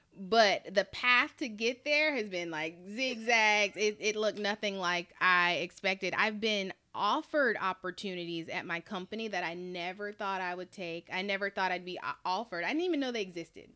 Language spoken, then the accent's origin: English; Charlotte, North Carolina, United States; moved away; I'm from Charlotte, North Carolina